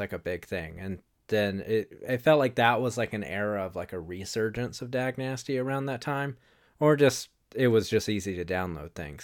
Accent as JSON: {"language": "English", "town": "Wilmington", "region": "North Carolina", "country": "United States", "tie": "born or raised there", "moved": "yes", "lives_now": "Charlotte, United States", "said": "where I live in Charlotte and where I grew up in Wilmington"}